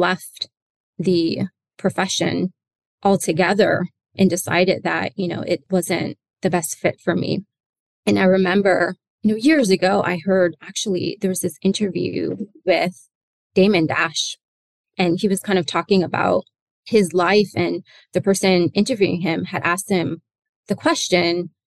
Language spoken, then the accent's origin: English; Newark, New Jersey, United States; also born or lived in Atlanta / London / New York City; I was born in Jersey. So I'm from Newark, New Jersey.